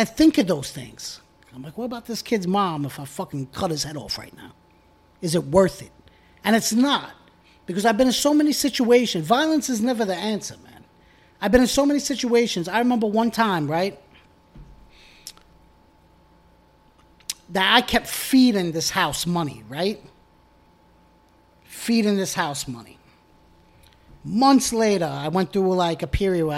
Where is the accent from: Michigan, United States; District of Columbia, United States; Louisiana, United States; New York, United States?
New York, United States; New York City; I grew up in Bensonhurst